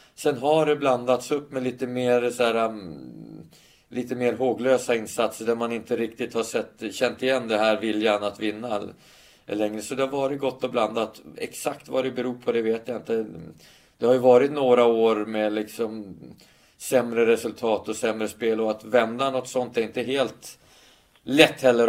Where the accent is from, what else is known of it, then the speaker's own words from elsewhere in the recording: Stockholm, Stockholm County, Sweden; Stockholm som är min, min hemstad